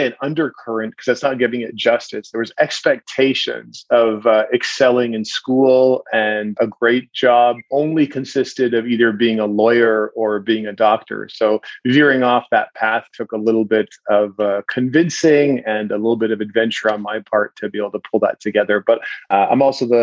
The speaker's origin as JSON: {"language": "English", "town": "Williams Lake", "region": "British Columbia", "country": "Canada", "tie": "born or raised there", "said": "I grew up in a small town in central British Columbia, a little town slash city. We thought we were a city. We were a little small town called Williams Lake."}